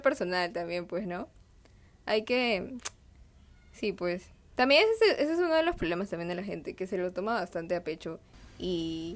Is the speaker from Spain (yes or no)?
no; Huánuco, Peru; now in Lima, Peru; yo también he vivido en Huánuco, em, en otra ciudad del, Perú